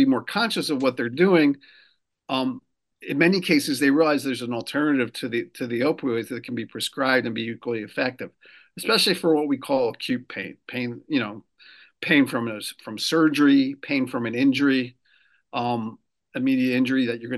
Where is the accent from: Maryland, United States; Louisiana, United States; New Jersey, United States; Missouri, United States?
New Jersey, United States; moved away as an adult; also born or lived in Brooklyn, New York; now in Rhode Island, United States; I actually grew up in New Jersey. Grew up in South Jersey near Philadelphia. I was born in Brooklyn and moved to Rhode Island